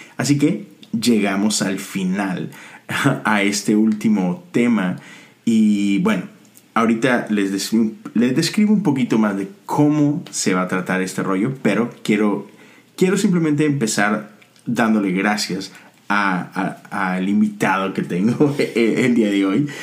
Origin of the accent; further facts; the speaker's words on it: Monterrey, Nuevo León, Mexico; somos de México, somos de Monterrey